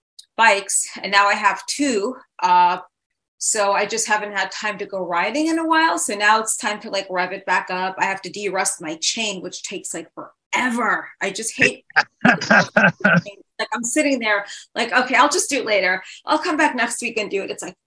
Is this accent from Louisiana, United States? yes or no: no; New York City, New York, United States; you growing up in Manhattan